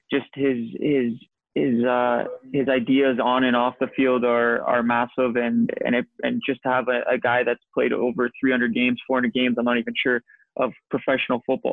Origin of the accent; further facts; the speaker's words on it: Winnipeg, Manitoba, Canada; moved away as an adult; also born or lived in Scotland; my hometown team